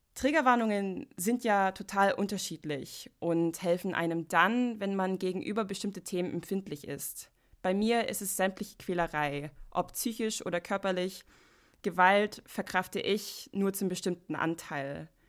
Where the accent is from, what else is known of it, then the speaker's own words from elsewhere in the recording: United States; German is a second language; moved away; ich komme aus Amerika